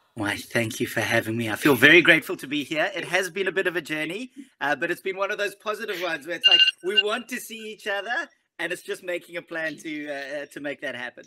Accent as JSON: {"language": "English", "town": "Johannesburg", "region": "Gauteng", "country": "South Africa", "tie": "born or raised there", "moved": "yes", "lives_now": "Cape Town, South Africa", "said": "I grew up in Johannesburg. I live in Cape Town now"}